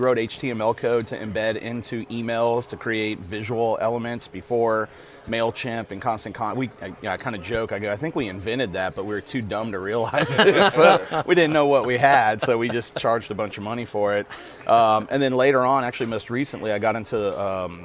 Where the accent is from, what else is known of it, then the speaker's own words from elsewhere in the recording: Nashville, Tennessee, United States; now in Acadiana, Louisiana, United States; I'm from Nashville, Tennessee originally.